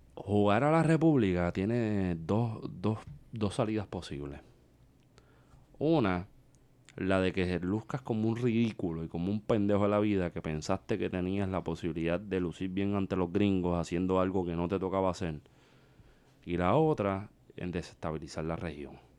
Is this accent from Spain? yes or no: no; Puerto Rico; los puertorriqueños no somos proamericanos, somos americanos